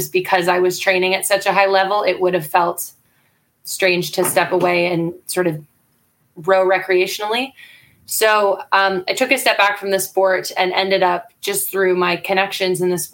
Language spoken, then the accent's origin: English; Canada; I'm Canadian